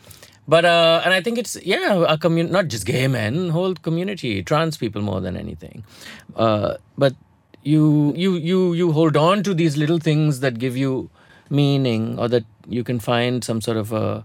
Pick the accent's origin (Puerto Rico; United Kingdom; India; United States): India; Hyderabad, Telangana; I was a small town boy. I came here from Hyderabad. I didn't know how to navigate social spaces.